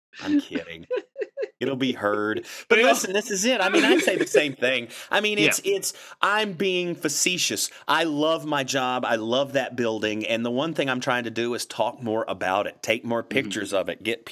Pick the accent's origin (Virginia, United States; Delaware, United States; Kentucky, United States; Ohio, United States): Virginia, United States; Blacksburg; moved away as an adult; also born or lived in Monmouth, Maine; I grew up in Blacksburg, and I went to Virginia Tech in Blacksburg, so I was a townie